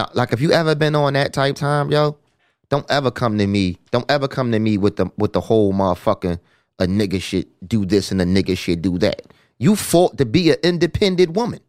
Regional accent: Philadelphia, Pennsylvania, United States; I'm from North Philly

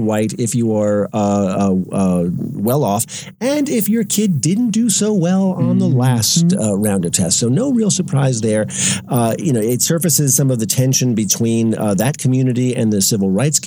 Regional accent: Long Island, New York, United States; Long Island, where I grew up, my hometown

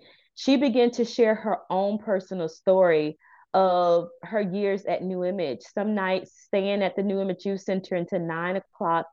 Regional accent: Maitland, Florida, United States; I'm not from Paramore. I was raised in Maitland

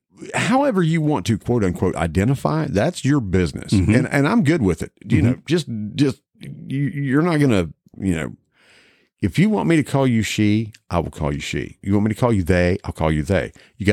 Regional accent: Mason County, West Virginia, United States; Granted, we are as about American as you can get down the middle of Mason County, Westford, by God, Virginia there.

